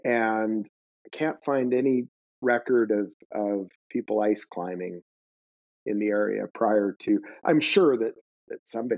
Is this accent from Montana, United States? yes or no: yes; Missoula, Montana, United States; in the late 80s, I was a teenager and I grew up in Missoula, Montana